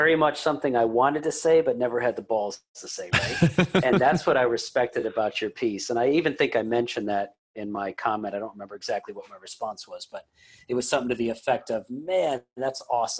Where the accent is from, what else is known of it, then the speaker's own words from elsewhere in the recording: Lombard, Illinois, United States; I mean, I'm from Chicago. So anybody that writes a Chicago Bulls story is always fascinating.